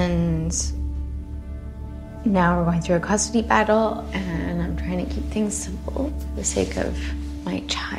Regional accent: Philadelphia, Pennsylvania, United States; born there; I was born here in Philly. I got my finance degree from Penn, and now I work as an accountant at an investment firm.

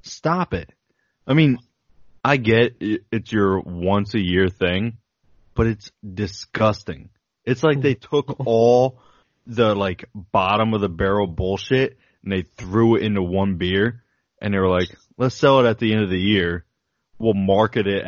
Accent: United States; I'm American. I'm not Australian.

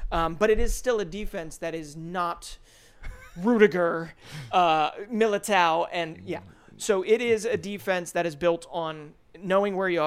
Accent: Philadelphia, Pennsylvania, United States; Uh, I am from Philadelphia.

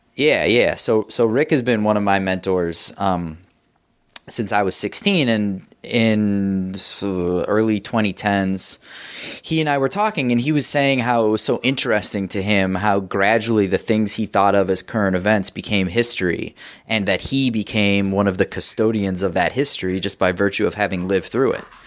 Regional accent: Evanston, Illinois, United States; also born or lived in New York / Wilmette, Illinois; I grew up, um, in Evanston and then Wilmette

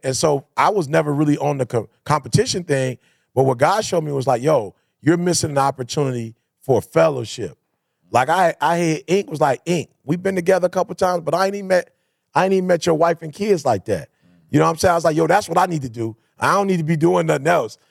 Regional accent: Detroit, Michigan, United States; I come from Detroit

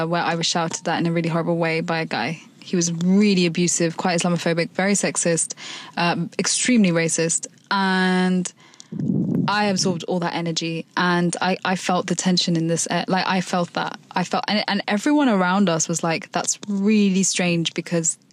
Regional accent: London, United Kingdom; I've been brought up in London

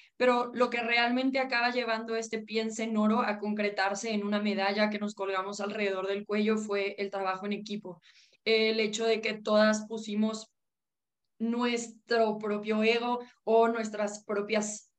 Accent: Mexico

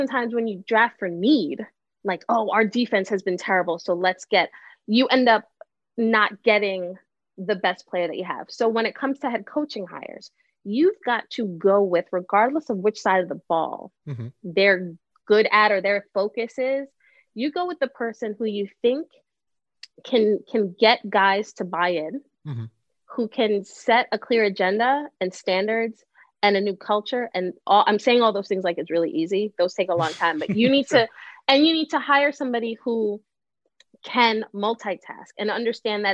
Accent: New York City, New York, United States; I'm from Brooklyn.

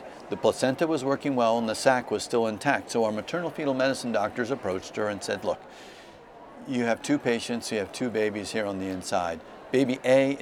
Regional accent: New Jersey, United States; my home state of New Jersey

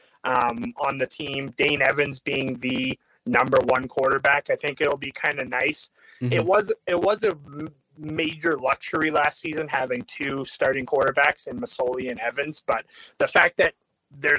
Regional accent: Calgary, Alberta, Canada; I was born and raised in Calgary.

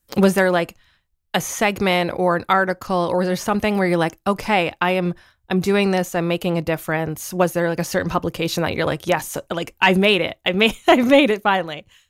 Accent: Southern Ontario, Canada; I grew up in Southern Ontario

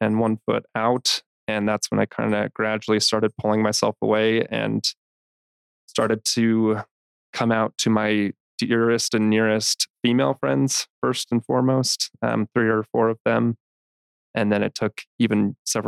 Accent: Salt Lake City, Utah, United States; I was born and raised here in Salt Lake City, grew up in the church.

